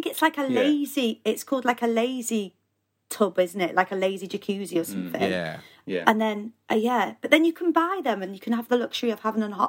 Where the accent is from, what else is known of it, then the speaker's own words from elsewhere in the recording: Wales, United Kingdom; born there; Yeah, so I was born in Wales, North Wales, which is where I'm actually sat right now.